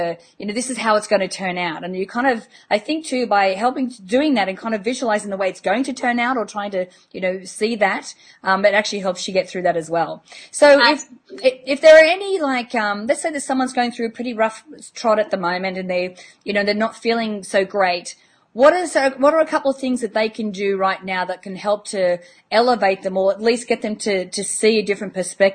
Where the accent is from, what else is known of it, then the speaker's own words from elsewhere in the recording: Australia; being Australian, you know, we love to tell stories and we like to make them as entertaining as possible.